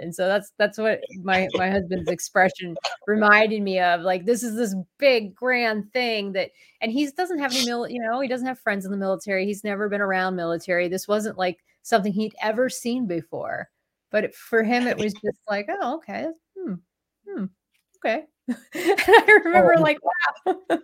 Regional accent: Columbus, Ohio, United States; moved away as an adult; I joined the Navy out of Columbus, Ohio

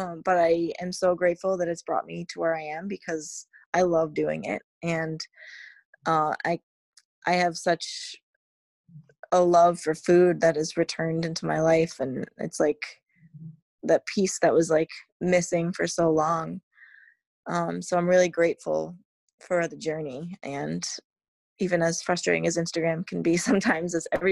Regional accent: New England, United States; growing up in New England, it's always fresh in the summer

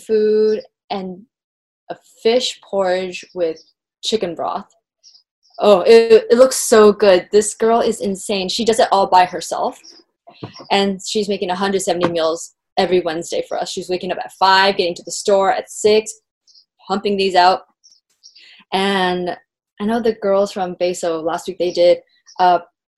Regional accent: San Diego, California, United States; So I grew up in San Diego

